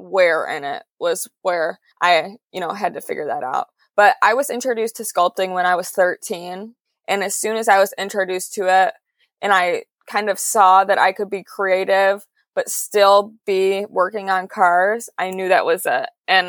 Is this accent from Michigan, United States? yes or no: yes; Detroit, Michigan, United States; I grew up in the Motor City and my dad is a mechanic.